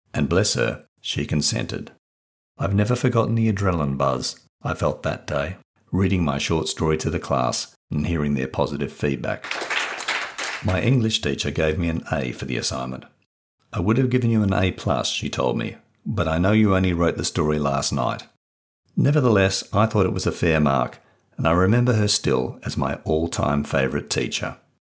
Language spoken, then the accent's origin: English; Perth, Western Australia, Australia; I grew up in Perth, Western Australia